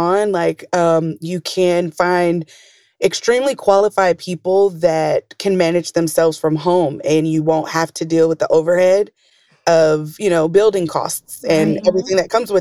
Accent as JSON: {"language": "English", "town": "Atlanta", "region": "Georgia", "country": "United States", "moved": "yes", "said": "I'm from Atlanta, Georgia"}